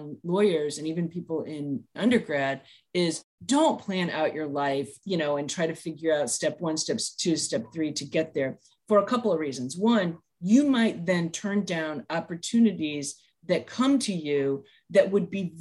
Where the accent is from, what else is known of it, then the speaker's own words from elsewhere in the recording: St. Louis, Missouri, United States; moved away; I'm from the Midwest. I'm from Missouri, St. Louis area originally